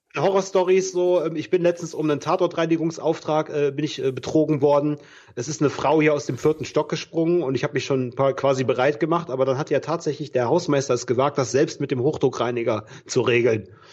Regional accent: Bergisches Land, North Rhine-Westphalia, Germany; moved away as an adult; now in Cologne, Germany; meine Heimat, das Bergische Land

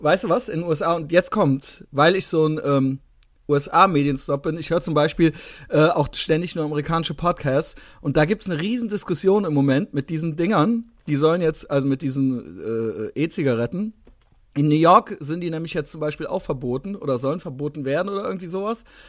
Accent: Koblenz, Rhineland-Palatinate, Germany; also born or lived in Cologne; Ich komme aus der Großstadt. Ich komme aus 120.000 Einwohner Koblenz

